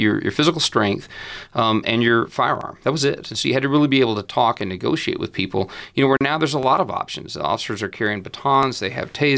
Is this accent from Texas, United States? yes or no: yes; Amarillo, Texas, United States; moved away as an adult; now in Lubbock, United States; Born and raised in Amarillo